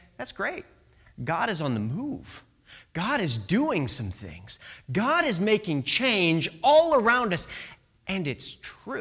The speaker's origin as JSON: {"language": "English", "region": "Illinois", "country": "United States", "tie": "born or raised there", "moved": "yes", "said": "I grew up in the Midwest. I grew up in Illinois"}